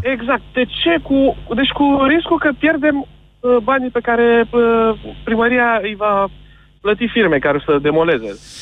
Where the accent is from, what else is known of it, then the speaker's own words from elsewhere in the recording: Constanța, Constanța County, Romania; eu vă sunt din Constanța